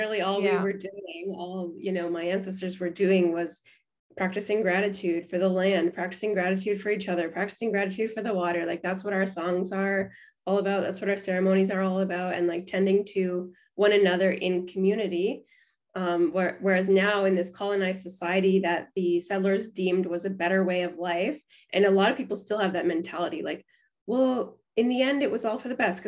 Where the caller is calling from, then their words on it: Canada; here in Canada